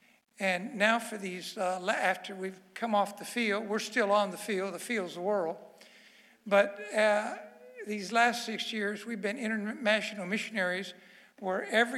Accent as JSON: {"language": "English", "town": "Miami", "region": "Florida", "country": "United States", "tie": "born or raised there", "said": "I was born in Miami, Florida, but my grandmother was born in Havana."}